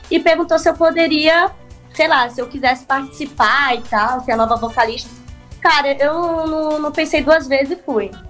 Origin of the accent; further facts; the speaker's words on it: Rio de Janeiro, Brazil; fui nascida e criada no Rio de Janeiro, numa comunidade lá, que é, se chama Morro do Barbante, na Ilha do Governador.